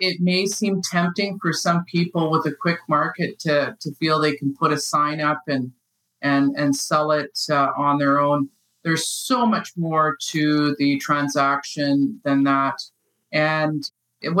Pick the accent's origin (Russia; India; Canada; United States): Canada; Winnipeg, Manitoba; I grew up in Winnipeg